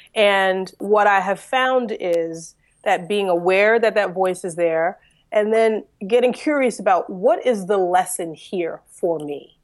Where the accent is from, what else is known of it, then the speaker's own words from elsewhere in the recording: Philadelphia, Pennsylvania, United States; I was born and raised in Philadelphia, in Pennsylvania